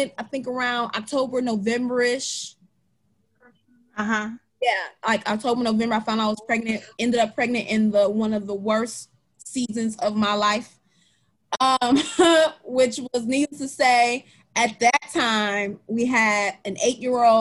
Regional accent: Detroit, Michigan, United States; moved away as an adult; also born or lived in Ypsilanti, Michigan / Redford, Michigan / Ann Arbor, Michigan; Born and raised in Michigan, born and raised in Detroit, Michigan, the heart of Detroit

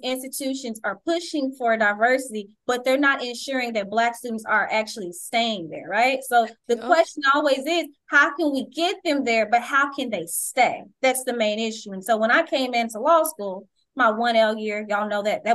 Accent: Dallas, Texas, United States; I grew up in the Oak Cliff area

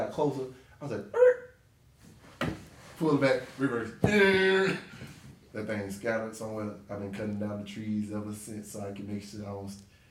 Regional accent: Cantonment and Quintette, Florida, United States; I'm from Canton and Quintet.

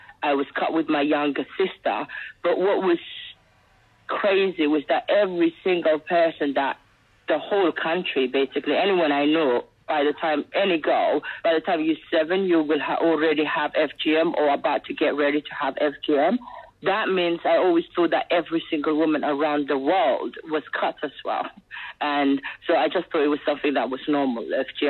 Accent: Somaliland, Somalia; born there; So I was born in Somalia, which is the British colonized part, which is called Somaliland now.

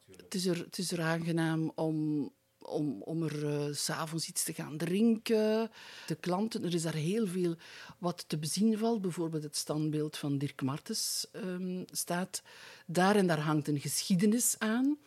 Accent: Aalst, Flanders, Belgium; ik ben in de streek rond Aalst geboren. Eigenlijk ben ik in het hospitaal Aalst geboren. Maar dat is op amper drie, vier kilometer van mijn geboortedorp.

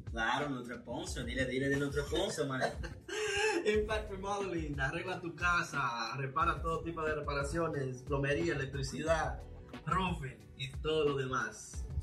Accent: Salcedo, Hermanas Mirabal, Dominican Republic; also born or lived in San Francisco de Macorís; nosotros específicamente venimos de el Cibao, eh, Salcedo y San Francisco de Macorís.

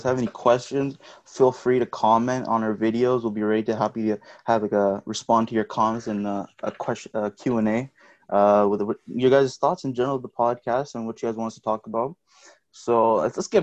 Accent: Pakistan; I'm Pakistani

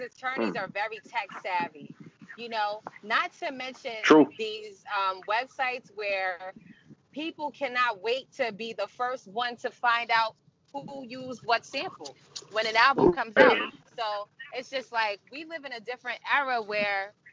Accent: New York, United States; also born or lived in Mount Vernon / New Rochelle / Yonkers / Brooklyn; My family is from the 10th Ward, but I'm the first one born and raised in New York.

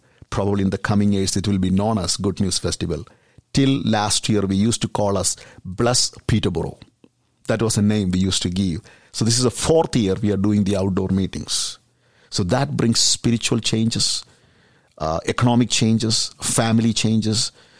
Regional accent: India; So in India, even though we are from Christian background and Christianity, there is something happened in 1900s as part of Azusa Street Revival.

